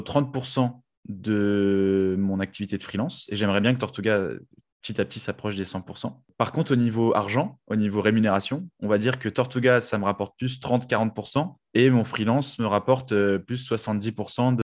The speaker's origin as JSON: {"language": "French", "town": "Paris", "region": "Île-de-France", "country": "France", "said": "moi, en tant que Parisien"}